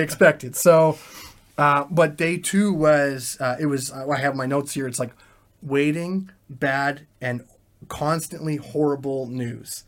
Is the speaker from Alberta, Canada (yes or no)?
yes; Calgary, Alberta, Canada; first language English; moved away as an adult; now in Ukraine; my hometown of Calgary